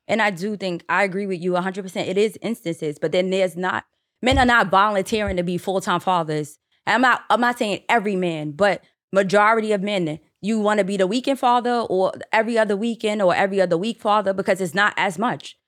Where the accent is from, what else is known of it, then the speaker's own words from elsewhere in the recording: New York City, New York, United States; I grew up in the Bronx